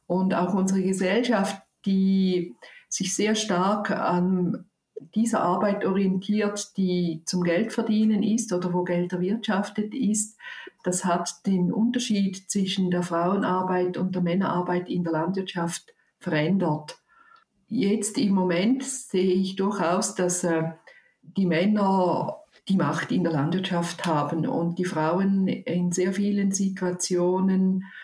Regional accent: Zurich, Switzerland; ich komme aus Zürich und ich habe

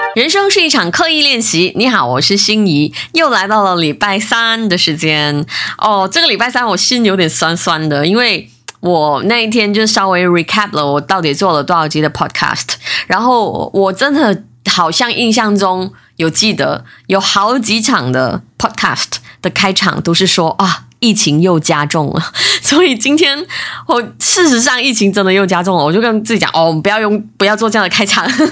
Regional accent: Malaysia; 我是来自马来西亚的

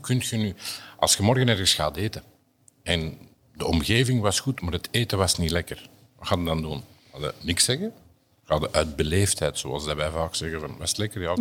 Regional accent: Antwerp, Flanders, Belgium; Bij ons in Antwerpen

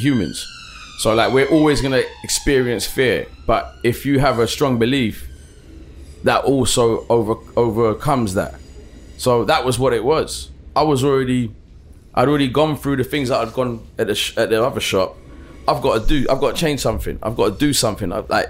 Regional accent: Brixton, London, United Kingdom; I told him I was from Brixton.

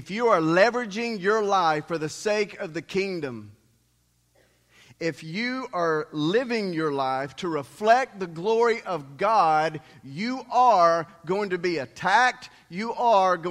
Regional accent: the Bible Belt, United States; many of us growing up in the Bible Belt have really experienced a little Jesus, but a lot of religion

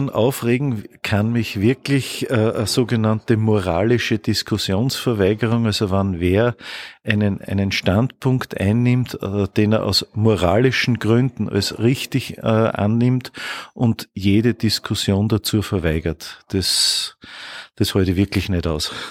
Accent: Bad Hall, Upper Austria, Austria; also born or lived in Steyr; Geboren in Steyr, aufgewachsen in Bad Hall und wohne in Pfarrkirchen bei Bad Hall.

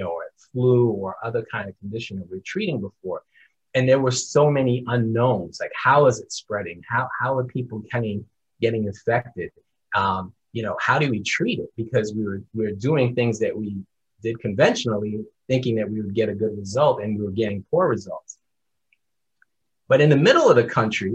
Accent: New York, United States; moved away; I am from New York originally

